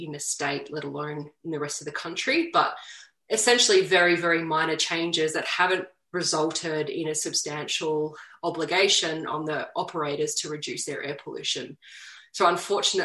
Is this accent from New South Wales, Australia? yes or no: no; Latrobe Valley, Victoria, Australia; moved away; a person who grew up and is born and bred in the Latrobe Valley, who, you know, all my family's still there